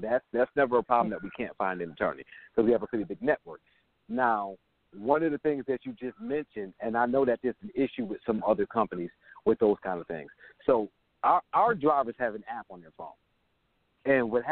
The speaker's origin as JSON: {"language": "English", "town": "Buffalo", "region": "New York", "country": "United States", "moved": "yes", "lives_now": "Jacksonville, United States", "said": "I'm originally from Buffalo, New York"}